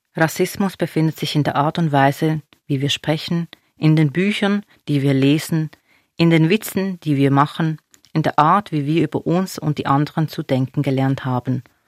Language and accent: German; Basel, Basel-Stadt, Switzerland; also born or lived in Binningen; Ich bin eine Person, die hier geboren ist. Basel ist meine Heimat.